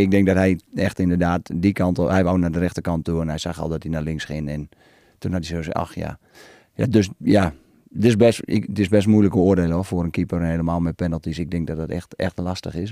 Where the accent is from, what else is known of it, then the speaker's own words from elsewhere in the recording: Netherlands; als Nederlander